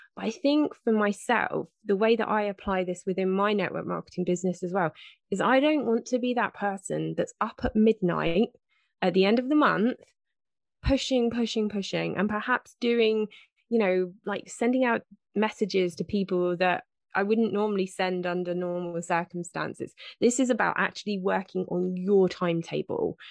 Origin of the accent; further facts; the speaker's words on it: United Kingdom; 'cause I am British